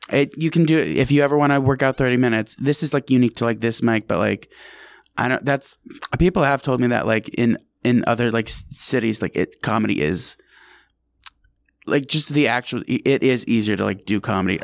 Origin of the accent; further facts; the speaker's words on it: Albany, New York, United States; now in New York City, United States; I'm from Albany, New York